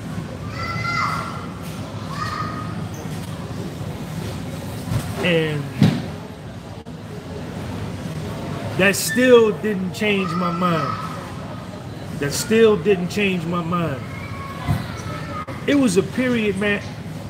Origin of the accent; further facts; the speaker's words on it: United States; I'm foundational black American. I'm a slave from America.